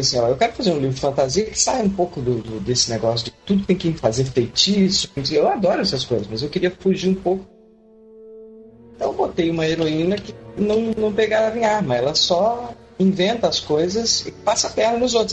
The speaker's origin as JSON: {"language": "Portuguese", "region": "Minas Gerais", "country": "Brazil", "moved": "yes", "lives_now": "Rio de Janeiro, Brazil", "said": "Estamos aí, vim, é, de Minas Gerais, estou no Rio de Janeiro há oit"}